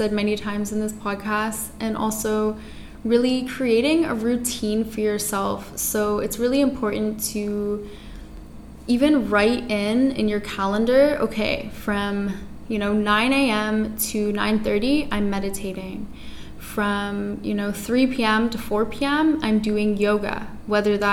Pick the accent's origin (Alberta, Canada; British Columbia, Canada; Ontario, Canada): Ontario, Canada; Toronto; now in Tulum, Mexico; I'm from Toronto, Canada. I was born and raised there.